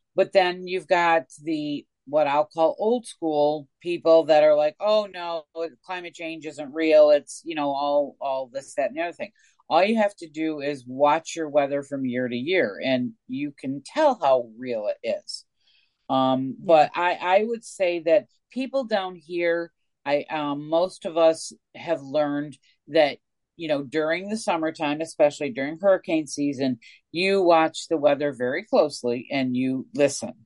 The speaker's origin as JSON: {"language": "English", "region": "Northeast", "country": "United States", "moved": "yes", "lives_now": "Coastal Mississippi, United States", "said": "I am from the Northeast"}